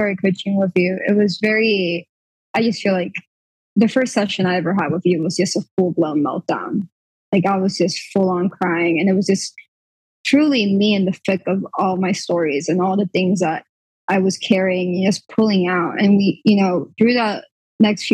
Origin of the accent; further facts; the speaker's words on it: Puerto Rico; I'm from Puerto Rico